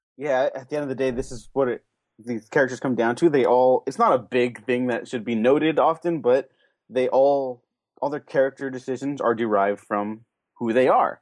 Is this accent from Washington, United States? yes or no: no; California, United States; I'm from California